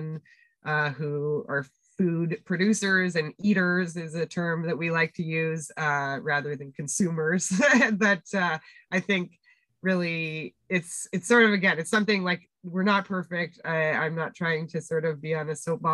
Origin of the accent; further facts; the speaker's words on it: Winnipeg, Manitoba, Canada; moved away; we were growing up in Winnipeg